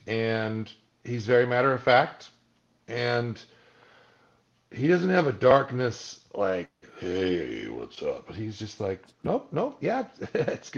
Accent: Malibu, California, United States; having grown up in Malibu, it was like, well, this is my hometown.

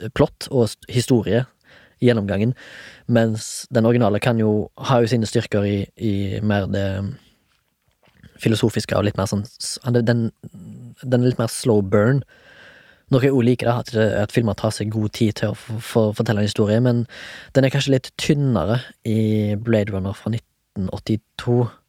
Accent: Haugesund, Rogaland, Norway; jeg er fra Haugesund

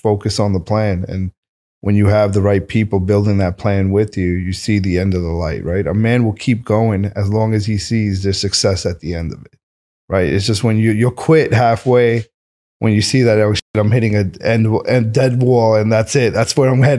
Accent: New York City, New York, United States; moved away as an adult; also born or lived in Oklahoma / California; being in Queens, being born and bred there

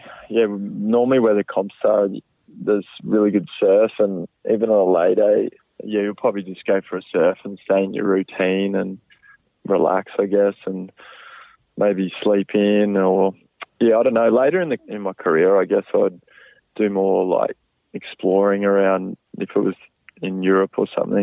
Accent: Brisbane, Queensland, Australia; growing up in Australia and, yeah, bit of a Brisbane boy at heart

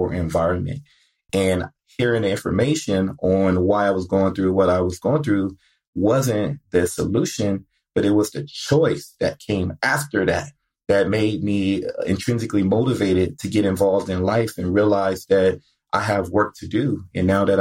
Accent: Compton, California, United States; growing up in Compton

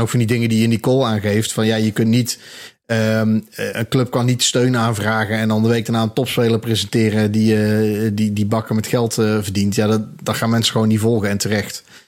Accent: Eindhoven, North Brabant, Netherlands; now in Breda, Netherlands; Ja, ik kom oorspronkelijk uit Eindhoven. Dus ik ben in mijn twintigste ongeveer ben ik naar Breda verhuisd.

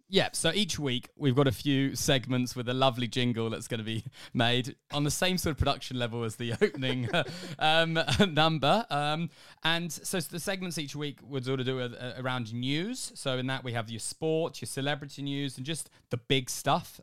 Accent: England, United Kingdom; moved away as an adult; now in Australia; I'm an Englishman, if you didn't get it from the voice, um, who's living in Australia

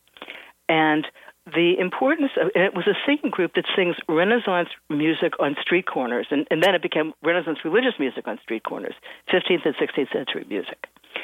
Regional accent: Cincinnati, Ohio, United States; now in New York, United States; I'm from Cincinnati, Ohio. And I mean, I've lived in New York for many years

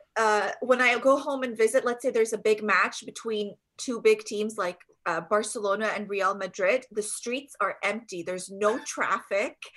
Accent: Jordan; now in Canada; I'm from uh, Jordan. I was born and raised in Jordan

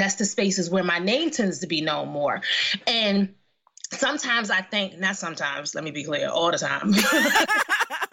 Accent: Philadelphia, Pennsylvania, United States; now in New Jersey, United States; I grew up in West Philly

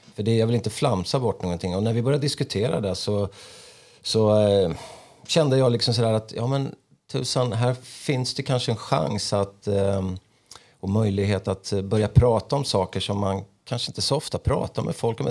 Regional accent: Örebro, Örebro County, Sweden; när jag växte upp då i Markbacken

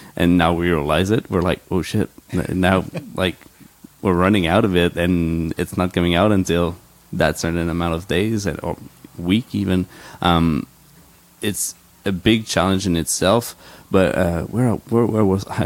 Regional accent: Quebec, Canada; I grew up in Quebec

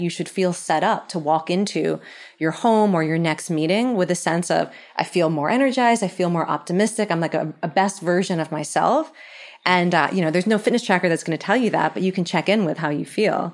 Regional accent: Philadelphia, Pennsylvania, United States; I'm from Philly

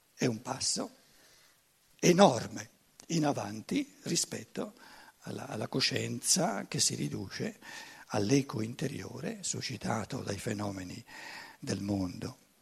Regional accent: Germany; Italian is a second language; io vengo dalla Germania, e devo imparare, ri, riimparare l'italiano

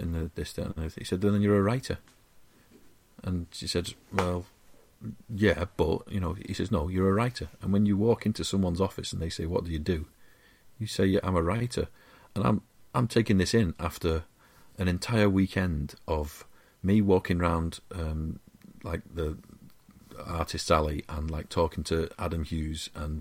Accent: Wigan, North West England, United Kingdom; I'm a scubber from Wigan

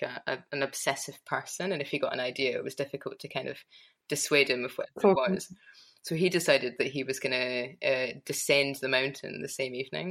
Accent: Edinburgh, Scotland, United Kingdom; now in Glasgow, United Kingdom; I grew up in Edinburgh. I live in Glasgow, a mighty distance away

